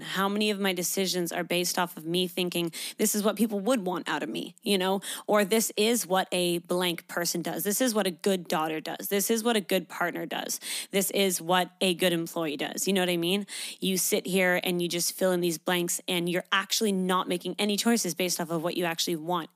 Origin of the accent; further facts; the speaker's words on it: Canada; moved away as an adult; now in Australia; I grew up in Canada.